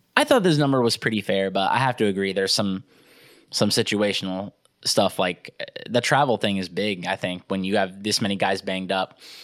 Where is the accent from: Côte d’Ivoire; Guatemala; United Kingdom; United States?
United States; Nebraska; I'm from Nebraska